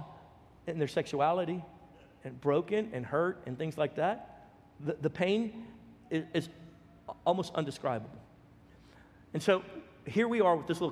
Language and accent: English; Baton Rouge, Louisiana, United States; now in Texas, United States; we came from Baton Rouge, Louisiana, which was at the time the third most violent city in America per capita. And so I grew up locking the doors, closing the windows